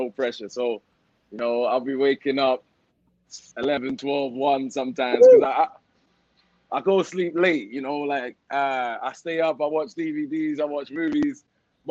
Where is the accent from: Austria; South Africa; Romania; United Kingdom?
United Kingdom; London; also born or lived in Leeds; now in Miami, United States; South London kid, born in Leeds, but I moved after 2 months.